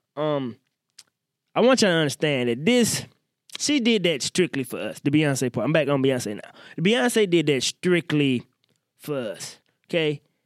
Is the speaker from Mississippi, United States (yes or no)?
yes; Mississippi, United States; I grew up in Mississippi